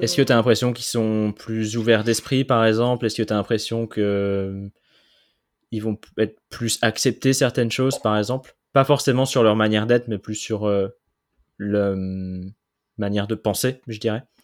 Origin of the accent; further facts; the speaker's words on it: France; je suis français